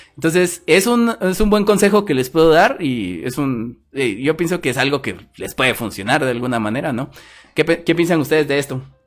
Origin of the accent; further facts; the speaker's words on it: Guatemala; soy chapín